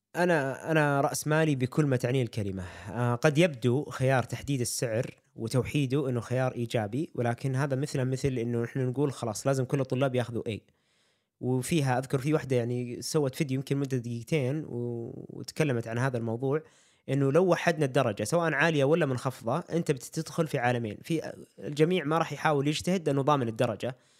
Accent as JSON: {"language": "Arabic", "country": "Saudi Arabia", "said": "عندنا في السعوديه"}